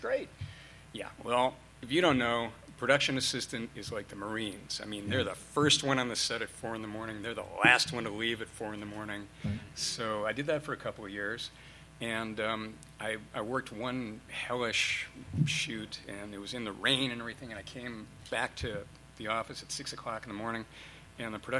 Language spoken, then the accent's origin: English; Parma Heights, Ohio, United States; moved away; A little town outside of Cleveland